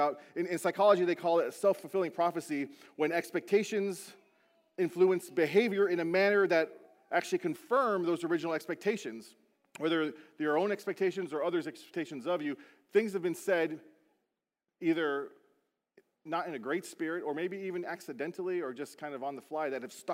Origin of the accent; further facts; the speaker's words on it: Beaufort, South Carolina, United States; moved away; my hometown, Buford, South Carolina